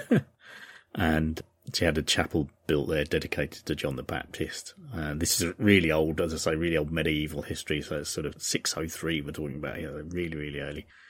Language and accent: English; United Kingdom; as a British person, we often use the term yank